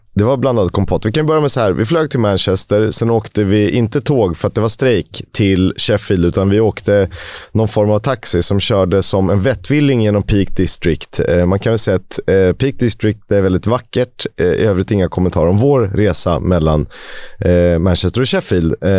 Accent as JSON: {"language": "Swedish", "country": "Sweden", "said": "Jag tänker som svensk"}